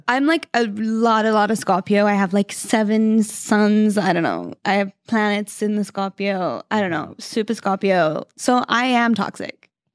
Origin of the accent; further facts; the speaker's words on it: Sydney, New South Wales, Australia; now in Los Angeles, United States; I'm from Sydney, Australia